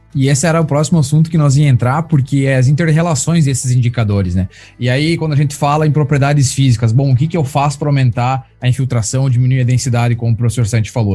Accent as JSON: {"language": "Portuguese", "country": "Brazil", "moved": "yes", "lives_now": "United States", "said": "eu sou brasileiro"}